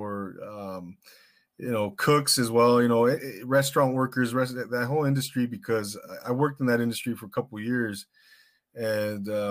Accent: Rancho Cucamonga, California, United States; moved away; I'm originally from the Inland Empire, Rancho Cucamonga

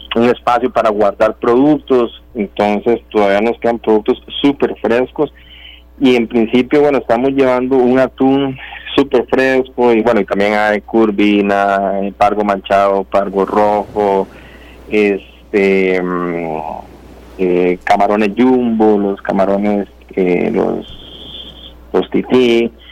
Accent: Puntarenas, Costa Rica; yo nací en el Cocal

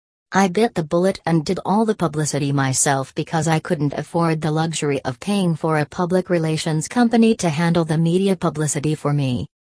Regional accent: Malaysia; now in Melbourne, Australia; I am originally from Malaysia but have been living in Australia for 11 years. Instead of starting the business in my home country

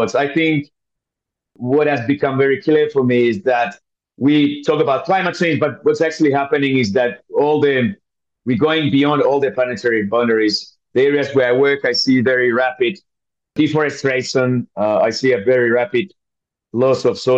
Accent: Finland; moved away as an adult; also born or lived in East Africa / North Africa; I'm born and raised in Finland

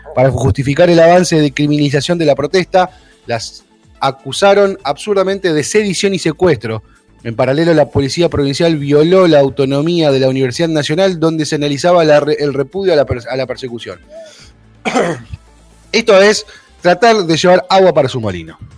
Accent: Argentina; cómo somos los argentinos, le buscamos la vuelta

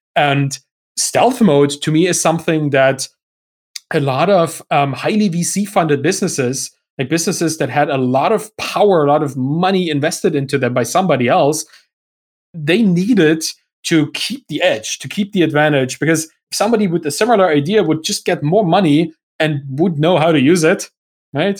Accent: Germany; English is a second language; I'm, I'm German. I, my, English is not my first language

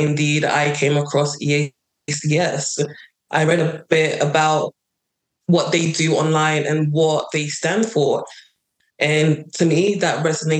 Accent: London, United Kingdom; moved away as an adult; also born or lived in Nigeria; now in United States; So from about 5 or 4, I lived in London. I went to school in London

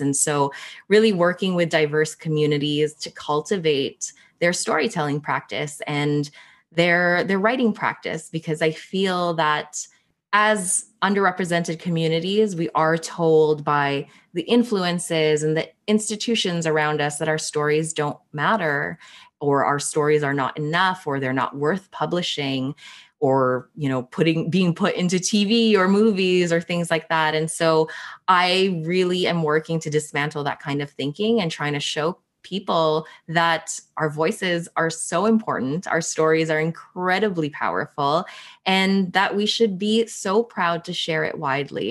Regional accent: Toronto, Ontario, Canada; born or raised there; also born or lived in Philippines

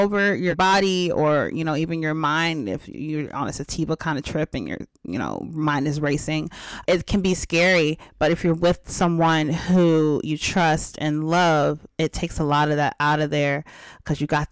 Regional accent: East Coast, United States; I was born on the East Coast

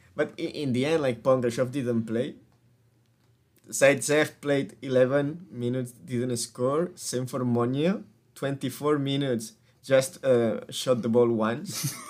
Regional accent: Spain; we are from Spain

